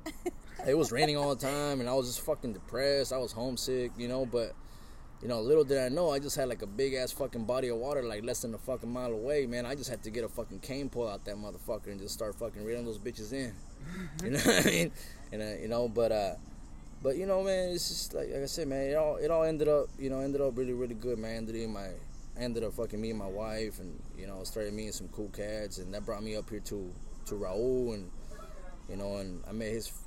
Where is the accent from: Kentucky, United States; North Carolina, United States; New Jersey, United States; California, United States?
California, United States; Santa Ana; now in Oregon, United States; I'm originally from Southern Cal, Santa Ana to be exact, 714